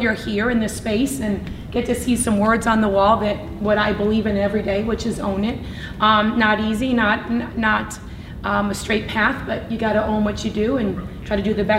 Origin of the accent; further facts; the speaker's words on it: Nashville, Tennessee, United States; also born or lived in Wisconsin; So, yeah, I grew up in Nashville, Tennessee. Then my parents moved us to Wisconsin.